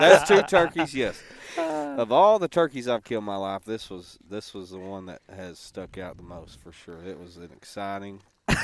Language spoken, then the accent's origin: English; Stuttgart, Arkansas, United States; Hey, we're from Stuttgart, Central Arkansas.